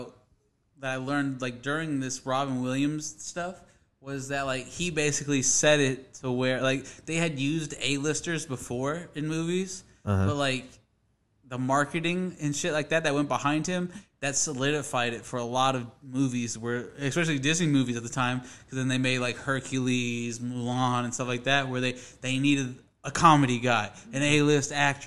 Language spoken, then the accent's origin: English; Cuba; I'm Cuban